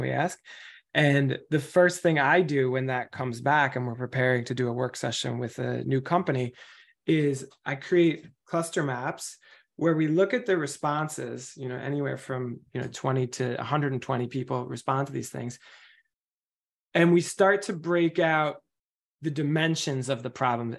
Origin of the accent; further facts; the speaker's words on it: New York, United States; I'm from New York